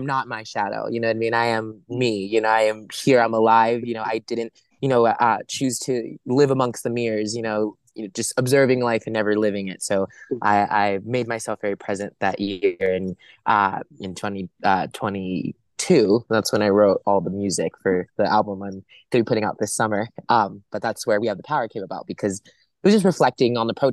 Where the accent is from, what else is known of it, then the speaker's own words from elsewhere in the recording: Los Angeles, California, United States; I grew up in Los Angeles. I'm a LA born and raised boy, and so I grew up acting around here.